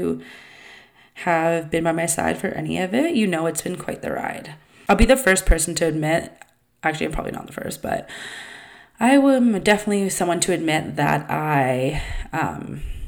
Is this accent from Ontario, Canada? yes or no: no; Vancouver Island, British Columbia, Canada; I was raised on Vancouver Island from about age 7 till 19.